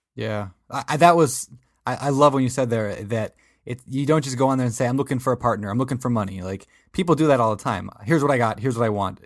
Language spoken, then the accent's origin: English; Minnesota, United States; I am from Minnesota